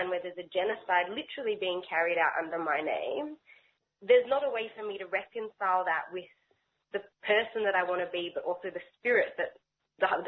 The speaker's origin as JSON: {"language": "English", "town": "Melbourne", "region": "Victoria", "country": "Australia", "tie": "born or raised there", "said": "I grew up in Melbourne's Jewish community"}